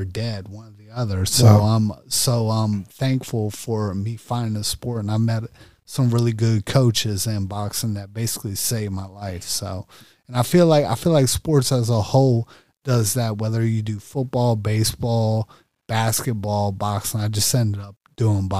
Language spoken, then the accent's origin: English; Prince George's County, Maryland, United States; I'm from PG County, born and raised. I'm from PG County, so I'm from Maryland.